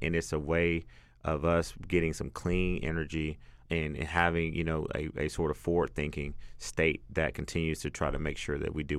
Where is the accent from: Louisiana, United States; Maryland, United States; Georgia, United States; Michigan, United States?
Georgia, United States; Athens; Yeah, I'm from Athens. I like